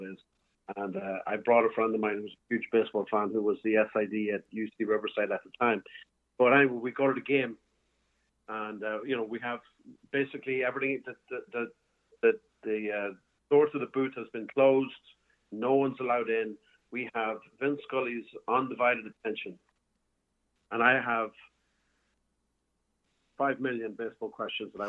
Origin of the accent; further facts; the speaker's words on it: Cavan, Ulster, Ireland; moved away as an adult; also born or lived in New York; now in Florida, United States; I'm from Cavan